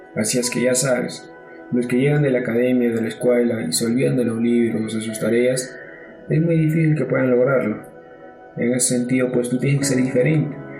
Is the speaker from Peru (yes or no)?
yes; Ayacucho, Peru; now in Lima, Peru; soy natural de Ayacucho. Nací en el centro poblado de Atihuara, del distrito de Santiago Paucaray, que pertenece a la provincia de Sucre